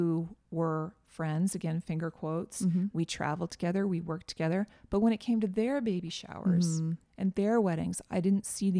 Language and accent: English; Northeast, United States; And, I grew up in the Northeast.